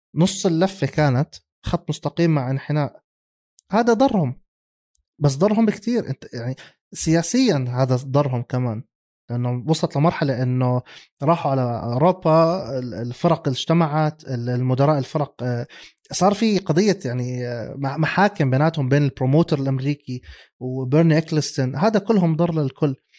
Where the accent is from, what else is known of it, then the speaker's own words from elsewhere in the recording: Jordan; عندنا بالاردن